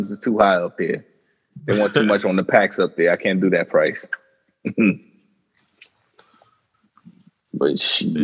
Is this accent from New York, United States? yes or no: yes; New York City, New York, United States; I'm from New York